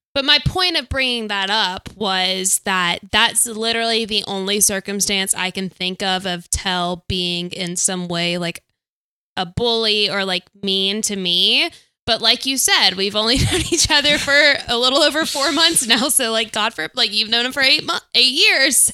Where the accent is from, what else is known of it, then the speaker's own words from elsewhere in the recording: Auburn, Alabama, United States; I'm from Auburn